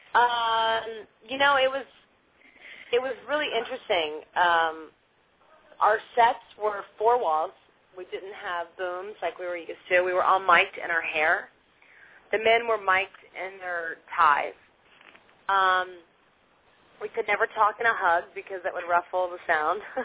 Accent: Maryland, United States; where I was born and raised

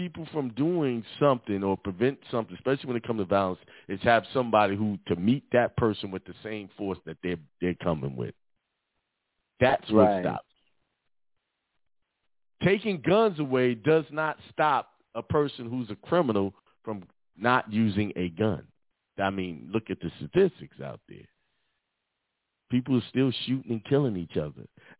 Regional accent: Brooklyn, New York, United States; I grew up in Bedford Stuyvesant in Brooklyn. I went to Boys and Girls High School.

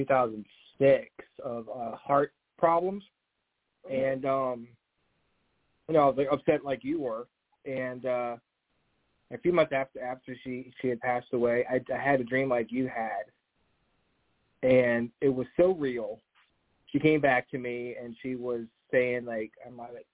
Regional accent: Virginia, United States; I've always been here. I've always been to Virginia.

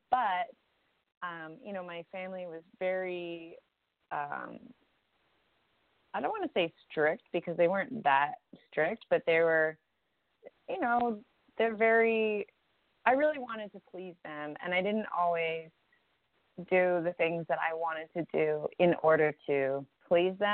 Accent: Canada; now in United States; my parents are American and I was born in Canada. And growing up in Canada as an American

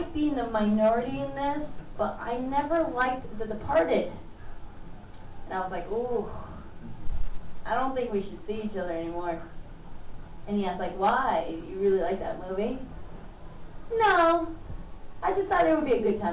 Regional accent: Mexico; moved away; I was raised in Mexico, and so I call myself Mexican

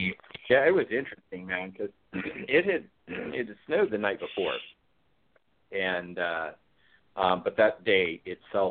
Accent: Ashland, Oregon, United States; also born or lived in Rogue River, Oregon; I was raised here in southern Oregon area around Ashland. I live in Roseburg today

